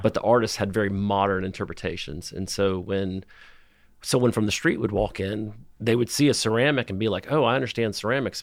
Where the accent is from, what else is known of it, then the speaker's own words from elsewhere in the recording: Miami, Florida, United States; also born or lived in China / Pacific Northwest / Tuscaloosa / Nashville; now in Knoxville, United States; I grew up in Miami, Florida